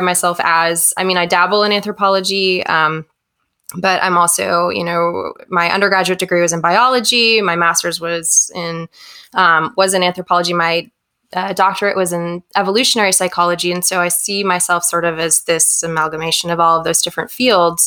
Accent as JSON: {"language": "English", "region": "New Hampshire", "country": "United States", "also_born_or_lived": "Chicago", "said": "I'm actually from New Hampshire."}